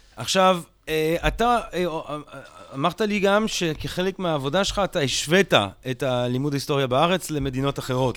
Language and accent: Hebrew; Belgium; now in Israel; אני גדלתי בבלגיה